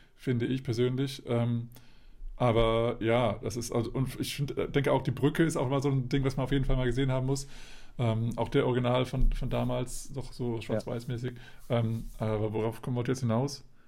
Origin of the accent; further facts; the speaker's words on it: Hanover, Lower Saxony, Germany; bei uns in Hannover